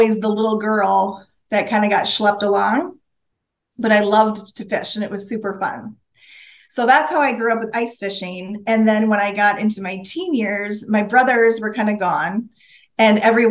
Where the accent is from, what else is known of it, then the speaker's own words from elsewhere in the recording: northern Minnesota, United States; I grew up in Minnesota, in northern Minnesota